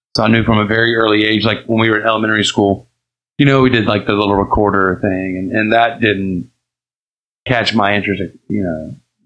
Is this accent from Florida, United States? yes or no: no; Columbia, North Carolina, United States; also born or lived in Germany / Alexandria, Virginia / Anacostia, Washington DC; now in Outer Banks, United States; I grew up in Columbia, North Carolina.